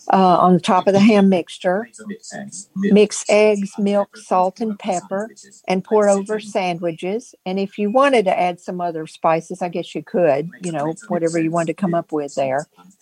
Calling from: Virginia, United States; I'm calling from Virginia, and I am going to give a recipe that I got like 35 years ago when I lived in Nashville

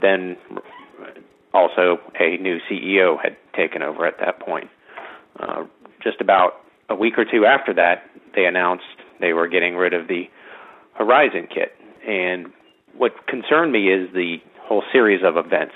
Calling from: Virginia, United States; I'm calling from Virginia

